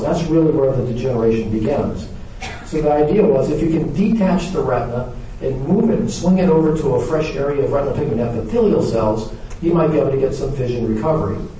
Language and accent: English; the South, United States; I'm from the South